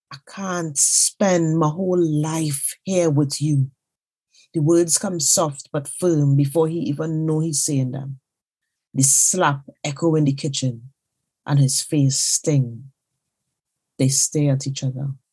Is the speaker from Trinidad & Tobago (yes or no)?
yes; Trinidad & Tobago; now in London, United Kingdom; I am a Trinidadian writer currently living in London.